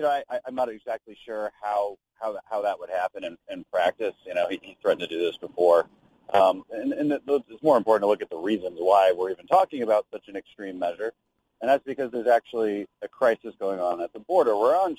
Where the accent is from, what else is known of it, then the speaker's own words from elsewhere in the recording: Brownsville, Texas, United States; I'm originally from Bronzeville, Texas, on the Rio Grande, in the Rio Grande Valley.